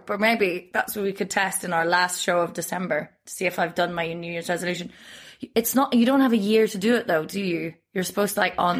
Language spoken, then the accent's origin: English; Northern Ireland, United Kingdom; now in Berlin, Germany; I got served in a pub in my hometown in Northern Ireland